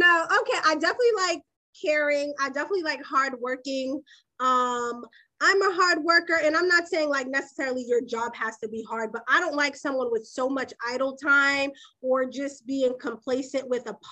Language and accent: English; Boston, Massachusetts, United States; I'm from Boston